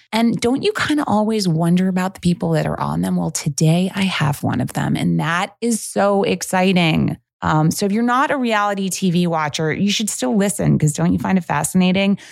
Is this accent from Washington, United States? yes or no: no; New York, United States; I am a New Yorker